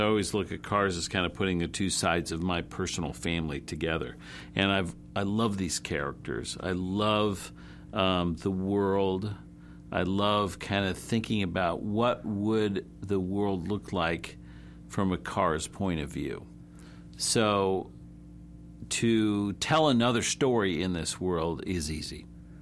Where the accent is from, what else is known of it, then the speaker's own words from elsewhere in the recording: Whittier, California, United States; I grew up in Whittier, California